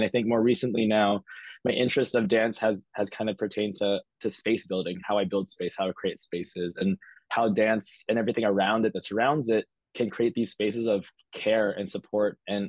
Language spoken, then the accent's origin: English; Philippines; Inadvertently, I'm Filipino everywhere I am. So my work is always going to be Filipino.